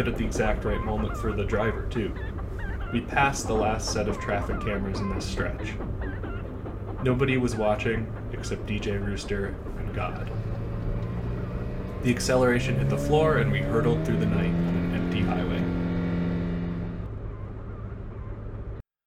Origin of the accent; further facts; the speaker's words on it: United States; moved away; also born or lived in New York; Wo shi mei guo ren, I am American.